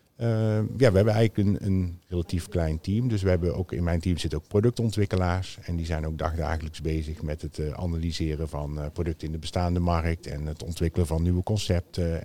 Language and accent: Dutch; Netherlands; wij als Nederlanders